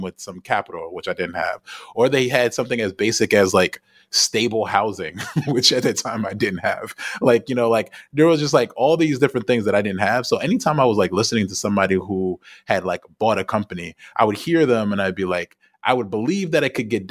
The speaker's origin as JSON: {"language": "English", "country": "United States", "moved": "yes", "said": "because I'm an American"}